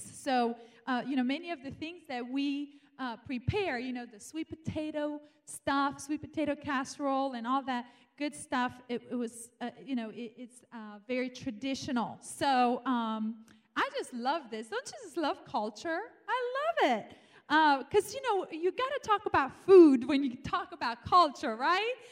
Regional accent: Romania; moved away as an adult; now in United States; I was born in Romania and grew up there for 18 years, um, I came here to America

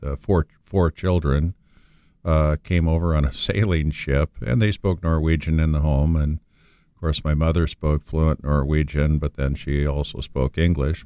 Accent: Moorhead, Minnesota, United States; I'm originally from Moorhead, Minnesota, which is a small town right next to Fargo, North Dakota

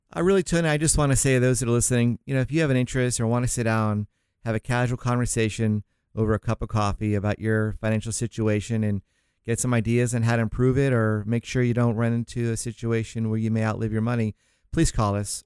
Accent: St. Augustine, Florida, United States; moved away; I was raised in Saint Augustine, Florida is the city out there near, uh, Jacksonville, small

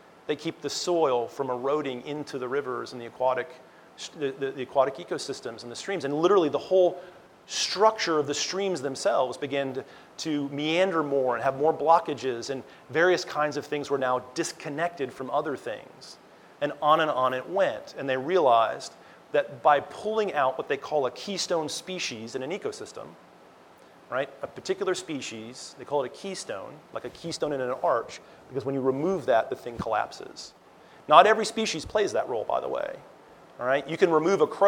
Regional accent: Montana, United States; also born or lived in New York; I was actually born in New York, but I was raised in Montana

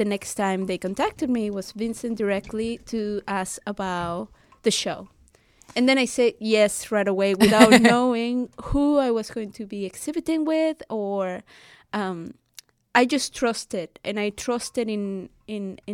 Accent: Venezuela; moved away; I come from Venezuela

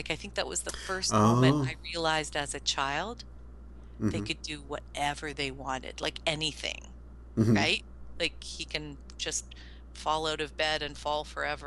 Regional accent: Canada; I'm Canadian

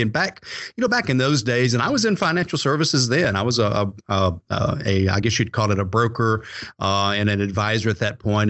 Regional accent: Atlanta, Georgia, United States; I was born and raised in the Atlanta area.

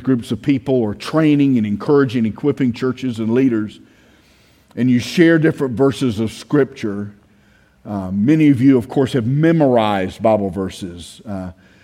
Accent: United States; I grew up in Brooks County. I graduated Brooks County High School.

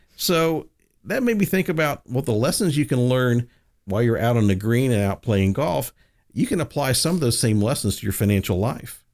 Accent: the South, United States; moved away; I grew up in the South. I'm a Southern boy

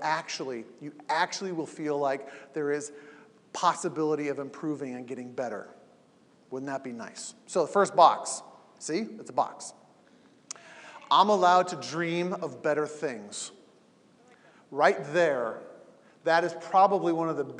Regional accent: Southern California, United States; I grew up in Southern California

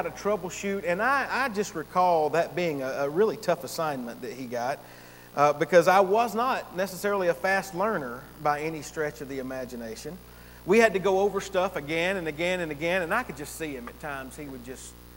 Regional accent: Gainesville, United States; I had moved back to my hometown up in Gainesville

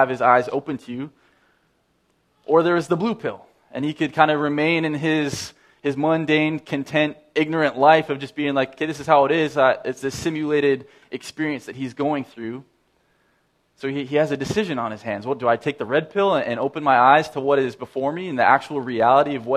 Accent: Saskatoon, Saskatchewan, Canada; moved away; I grew up in Saskatoon

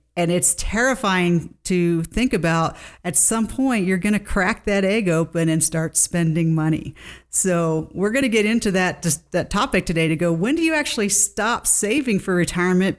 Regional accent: East Coast, United States; now in Colorado, United States; I grew up on the East Coast

